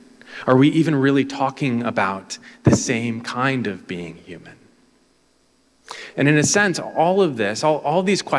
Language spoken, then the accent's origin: English; Cleveland, Ohio, United States; moved away; also born or lived in Southern California; my hometown in Cleveland